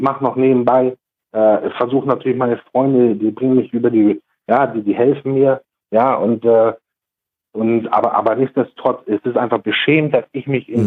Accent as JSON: {"language": "German", "country": "Germany", "said": "uns Deutschen"}